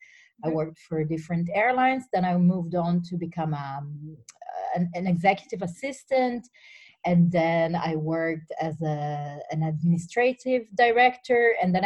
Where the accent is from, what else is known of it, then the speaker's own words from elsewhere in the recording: Turin, Piedmont, Italy; English is a second language; So, as you said, I come from Italy, and as my accent says, I think very clearly, I'm from a town called Torino, which is in the northwest, next to the Alps.